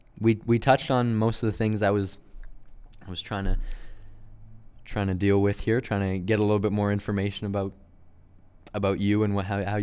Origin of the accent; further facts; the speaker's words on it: Canada; I'm a third generation Canadian, but I got a little Germany, a little Russia in me.